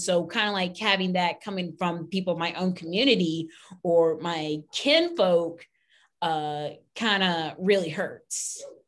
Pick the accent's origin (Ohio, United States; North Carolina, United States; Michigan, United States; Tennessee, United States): Ohio, United States; Pennsylvania; we grew up in Ohio, Pennsylvania